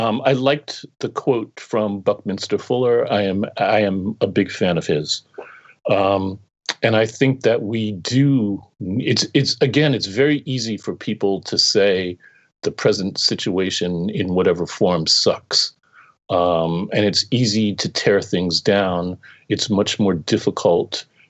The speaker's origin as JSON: {"language": "English", "town": "New York City", "region": "New York", "country": "United States", "tie": "born or raised there", "also_born_or_lived": "Massachusetts", "moved": "yes", "said": "I grew up in New York City."}